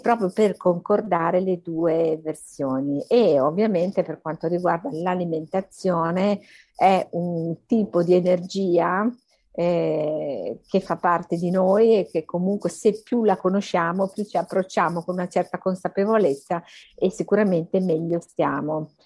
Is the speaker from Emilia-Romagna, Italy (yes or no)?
yes; Emilia-Romagna, Italy; moved away as an adult; also born or lived in Bologna / Milan; now in Rome, Italy; al momento abito a Roma, sono romagnola però